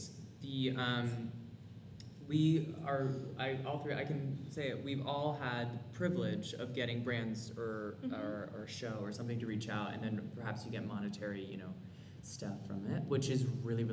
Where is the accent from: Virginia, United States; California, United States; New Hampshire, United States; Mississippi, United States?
California, United States; moved away as an adult; it was my first winter, because I grew up in California. I went to school in California and then moved here in October